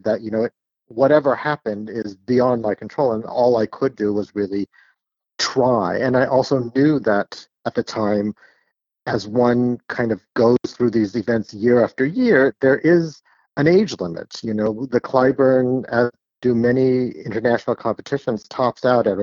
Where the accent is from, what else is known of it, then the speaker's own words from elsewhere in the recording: San Jose, California, United States; I am from the Bay Area. I'm from California. I grew up in San Jose, which is actually the city I still live